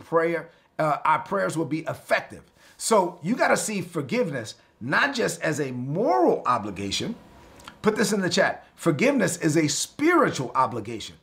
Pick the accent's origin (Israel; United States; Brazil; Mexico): United States; New York City, New York; I'm from Brooklyn. That's how I talk